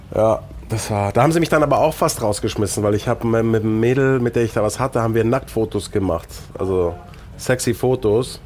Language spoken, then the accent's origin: German; Munich, Bavaria, Germany; also born or lived in Stein an der Traun / England; Ich bin in München geboren